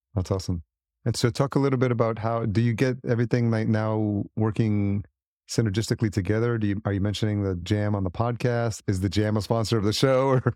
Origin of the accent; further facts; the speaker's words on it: New York City, New York, United States; moved away as an adult; also born or lived in Los Angeles; I grew up in the city, as you, I mean, I'm, I'm a New Yorker at heart